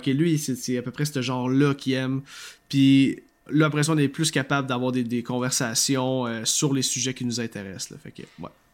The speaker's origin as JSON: {"language": "French", "region": "Quebec", "country": "Canada", "accent": "Québécois", "said": "si vous avez de la misère avec mon accent, cher auditeur, je, comprends totalement, mais je suis, je suis désolé, hein, on, on parle comme ça au Québec."}